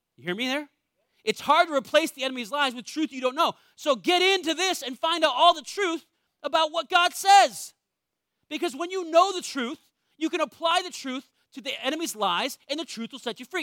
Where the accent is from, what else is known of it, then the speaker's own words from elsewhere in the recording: New England, United States; I was born in New England, one of the most wealthy areas in the world.